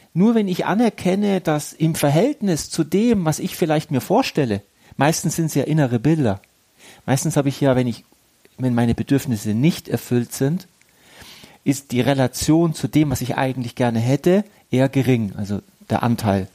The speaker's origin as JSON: {"language": "German", "country": "Germany", "also_born_or_lived": "Egypt", "said": "ich bin ja halb Deutscher, halb Ägypter und es ist ja auch ein Teil meiner Heimat"}